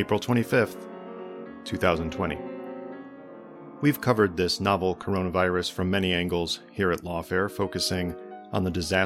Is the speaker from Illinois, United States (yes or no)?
yes; Illinois, United States; moved away; my home state of Illinois